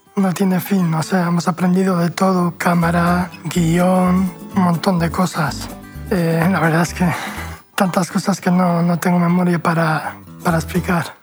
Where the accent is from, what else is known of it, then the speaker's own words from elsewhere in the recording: Deba, Basque Country, Spain; moved away as an adult; now in San Sebastián, Spain; soy de Deva, pero vivo en Donosti desde hace unos años